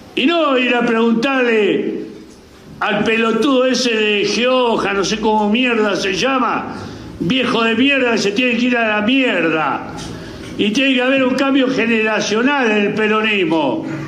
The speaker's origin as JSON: {"language": "Spanish", "country": "Argentina", "said": "nosotros somos argentinos"}